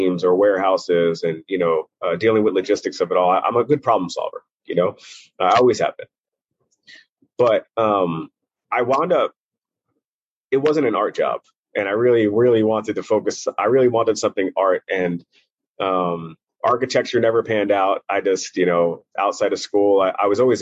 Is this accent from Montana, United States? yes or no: no; New York City, New York, United States; also born or lived in Brooklyn; I grew up mostly in Maspeth, Middle Village area. Just on a borderline where Brooklyn and Queens meet. But yeah, I grew up in New York City